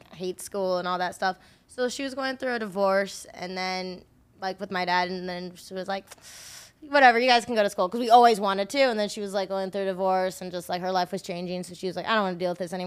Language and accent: English; Colorado, United States; I grew up in Colorado